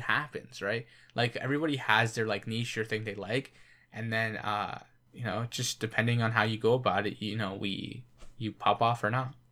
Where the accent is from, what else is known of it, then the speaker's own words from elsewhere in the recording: Canada; we're Canadian.